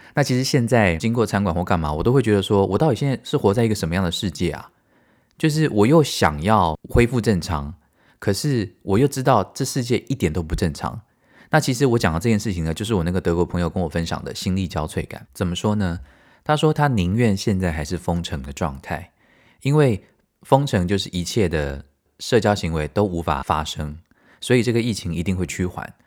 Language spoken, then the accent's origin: Chinese; Taiwan; 因为我们台湾人就是这样嘛